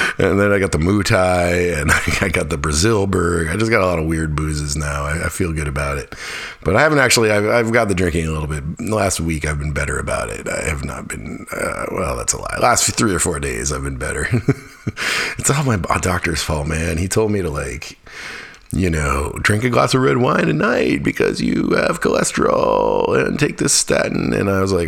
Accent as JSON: {"language": "English", "town": "Fairbanks", "region": "Alaska", "country": "United States", "tie": "born or raised there", "moved": "yes", "lives_now": "North Carolina, United States", "said": "Fairbanks, my hometown"}